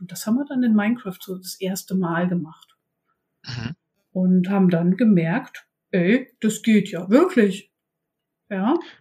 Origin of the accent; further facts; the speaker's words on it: eastern Germany, Germany; now in Bremen, Germany; Bin ursprünglich aber aus dem wilden Osten